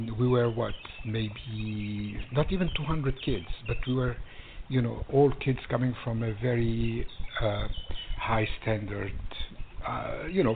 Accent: Magaria, Zinder Region, Niger; also born or lived in Lebanon (ancestry); now in California, United States; So that's where we grew up in West Africa

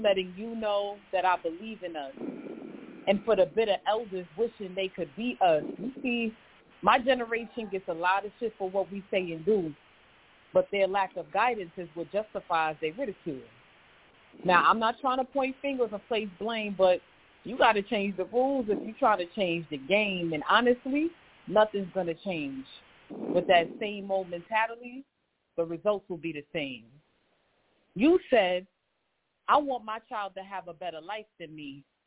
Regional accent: New York City, New York, United States; I am also from Queens, New York

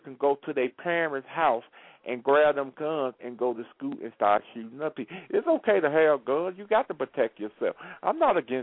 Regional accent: Mississippi, United States; I'm from Mississippi. We used to hunt everything we ate

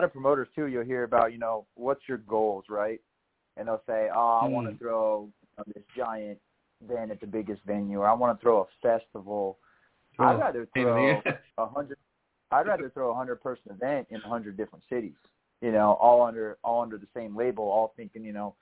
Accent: North Dakota, United States; moved away; also born or lived in Colorado; I grew up in North Dakota where it's, you know, very, very family-based

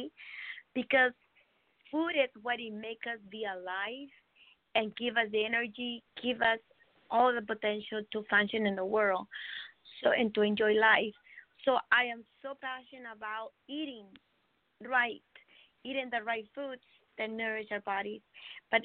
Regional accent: Mexico; now in California, United States; I'm from Mexico. So I live here in California, beautiful state

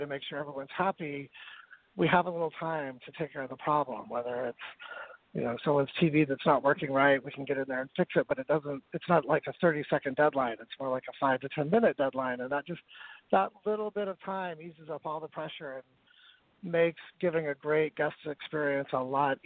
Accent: northern Utah, United States; born or raised there; moved away as an adult; also born or lived in San Francisco, California

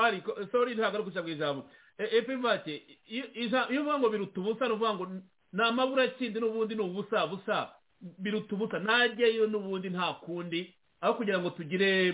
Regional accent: Rwanda; kuri twebwe nk'abanyarwanda

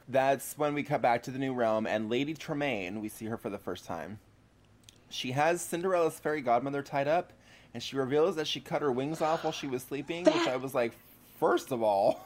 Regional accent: Seattle, Washington, United States; moved away; as a Seattle native

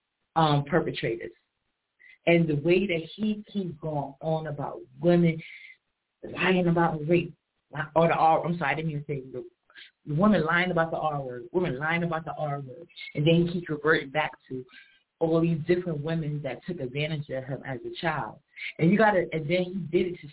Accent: New York City, New York, United States; I'm from Harlem

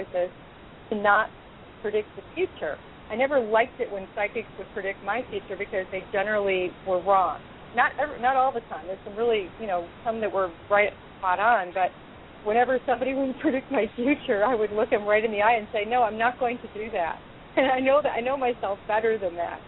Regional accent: Chicago, Illinois, United States; moved away as an adult; now in Los Angeles, United States; I was born and raised, as you know, in Chicago

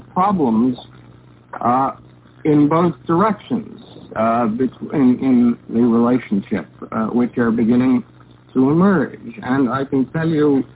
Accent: United States; how much I'm an American

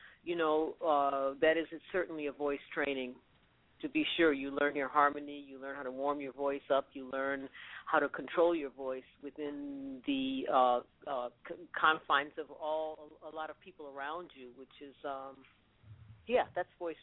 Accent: New Orleans, Louisiana, United States; moved away as an adult; also born or lived in New York; now in South Florida, United States; I was born and raised in New Orleans.

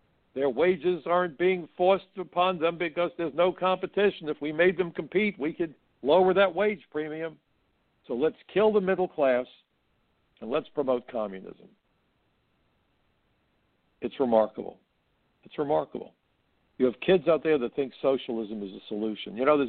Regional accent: the North, United States; I'm from the North.

